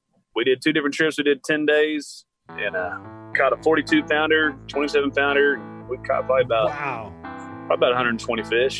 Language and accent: English; Lubbock, Texas, United States; we come from Lubbock